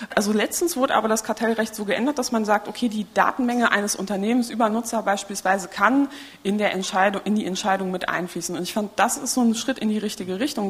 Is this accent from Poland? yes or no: yes; Poland; moved away; Ich bin in Polen geboren